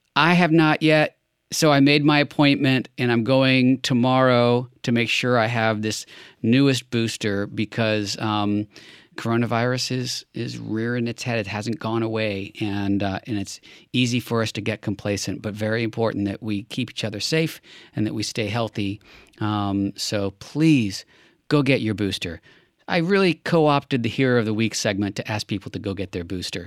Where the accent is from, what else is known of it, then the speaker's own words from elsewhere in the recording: Los Angeles, California, United States; my hometown of Los Angeles